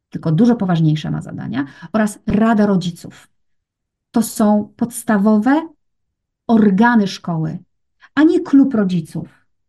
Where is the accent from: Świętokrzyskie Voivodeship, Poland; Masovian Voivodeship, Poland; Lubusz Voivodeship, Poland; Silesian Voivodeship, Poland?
Lubusz Voivodeship, Poland; Gorzów Wielkopolski; Ja pochodzę, wiesz co, z Gorzowa Wielkopolskiego